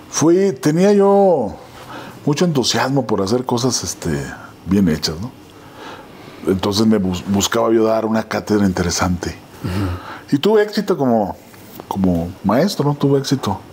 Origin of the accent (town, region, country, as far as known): Ciudad Juárez, Chihuahua, Mexico; moved away as an adult; now in Mexico City, Mexico